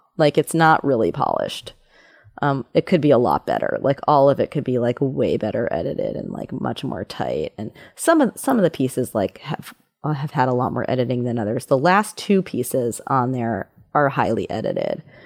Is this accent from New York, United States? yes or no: yes; New York City, New York, United States; I grew up in New York City